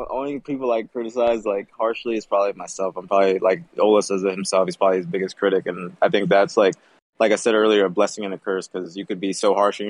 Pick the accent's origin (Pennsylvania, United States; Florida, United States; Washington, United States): Florida, United States; Clearwater; moved away as an adult; now in Dallas, United States; I'm from Clearwater / Tampa, Florida.